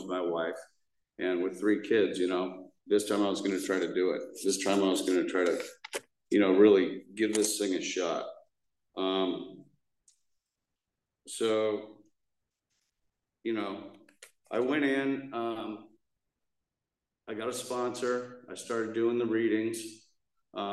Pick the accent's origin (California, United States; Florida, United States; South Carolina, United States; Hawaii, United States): California, United States; Newport Beach; I grew up in Newport